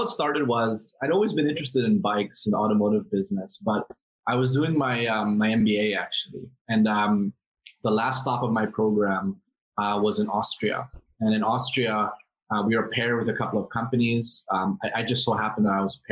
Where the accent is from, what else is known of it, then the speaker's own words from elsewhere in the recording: Philippines; now in Singapore; I'm Filipino